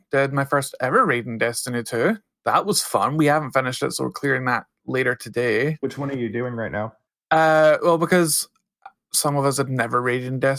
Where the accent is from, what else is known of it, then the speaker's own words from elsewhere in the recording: Texas, United States; So I'm from Texas, son. That's how we live other humans.